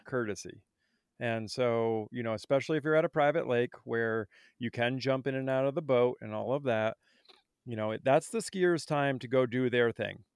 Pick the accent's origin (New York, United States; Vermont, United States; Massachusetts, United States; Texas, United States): Vermont, United States; I grew up in Vermont